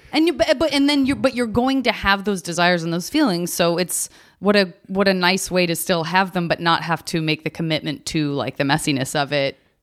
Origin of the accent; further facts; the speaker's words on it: Chicago, Illinois, United States; born and raised in Chicago, went to an arts elementary school